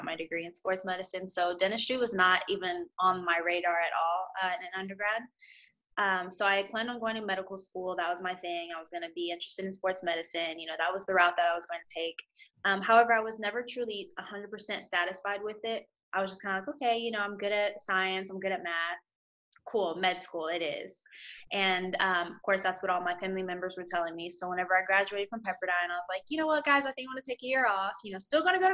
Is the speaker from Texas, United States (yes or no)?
yes; Houston, Texas, United States; I'm from Houston, Texas